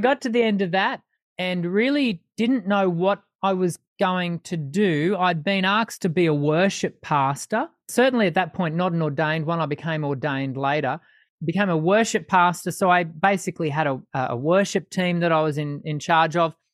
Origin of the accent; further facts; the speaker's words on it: Sydney, New South Wales, Australia; moved away as an adult; now in Brisbane, Australia; I was born in Sydney, but have spent mo-, the majority of my adult life here in Brisbane in Queensland.